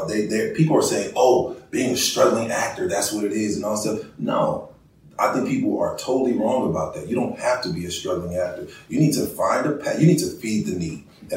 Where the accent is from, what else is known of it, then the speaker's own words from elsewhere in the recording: Oakland, California, United States; now in Los Angeles, United States; Like, here I am. I come from Oakland, so I started out working at Home Depot.